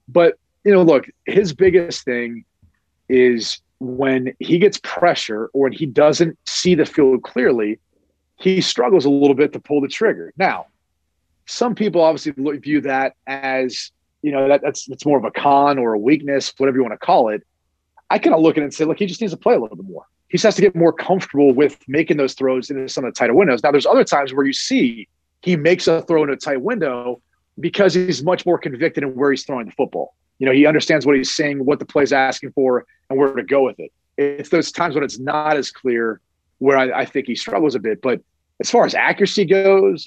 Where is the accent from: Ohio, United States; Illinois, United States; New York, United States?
Ohio, United States; Columbus; I'm from Columbus